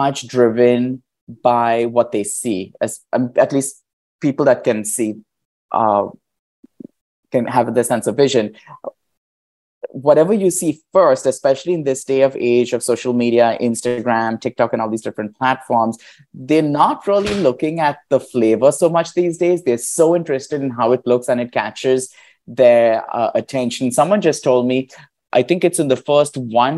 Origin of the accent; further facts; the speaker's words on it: India; moved away; I grew up in India